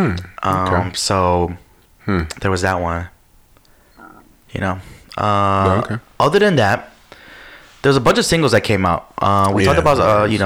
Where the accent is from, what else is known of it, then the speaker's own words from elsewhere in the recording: Skokie, Illinois, United States; also born or lived in Chicago; if I wasn't from Chicago and raised in Skokie